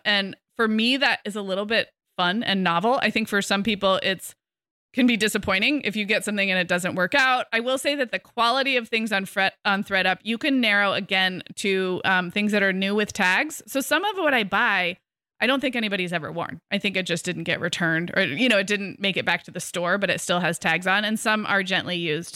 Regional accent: California, United States; I'm a Californian. We've all, like, we all grew up in droughts in the nineties

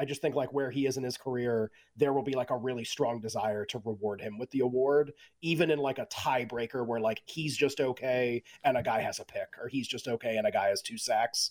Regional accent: Massachusetts, United States; I grew up in Massachusetts.

